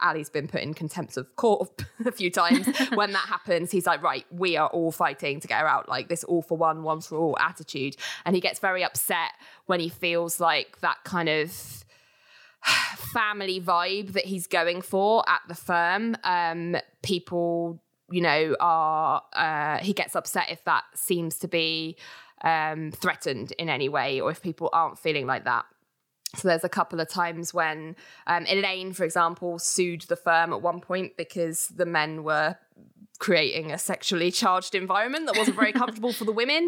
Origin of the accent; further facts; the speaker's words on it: United Kingdom; we're British